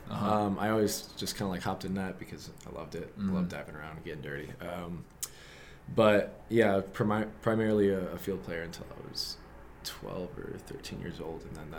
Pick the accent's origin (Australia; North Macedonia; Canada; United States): United States; Rockford, Michigan; 27 years old. I'm from Rockford, Michigan.